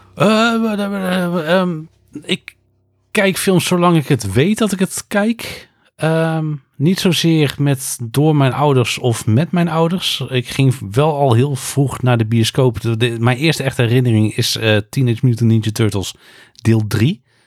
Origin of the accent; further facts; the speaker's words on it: North Brabant, Netherlands; also born or lived in Utrecht; ik ben een import Brabander. Ik ben geboren in Utrecht, maar ik woon al bijna mijn hele leven in Brabant.